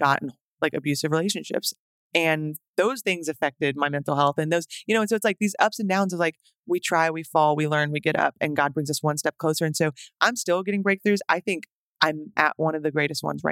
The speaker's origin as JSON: {"language": "English", "town": "Tyler", "region": "Texas", "country": "United States", "tie": "born or raised there", "also_born_or_lived": "Romania", "moved": "as an adult", "lives_now": "Nashville, United States", "said": "I grew up in Tyler, Texas mostly, but we went to Romania for 2 years"}